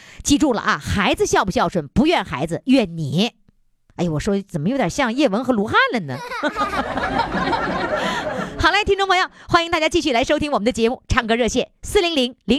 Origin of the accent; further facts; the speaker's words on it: China; 我们中国人是这样，太内敛。